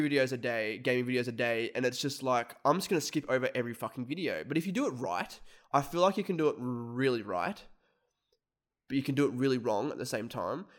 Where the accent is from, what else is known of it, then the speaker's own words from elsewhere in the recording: Australia; we're content creators from Australia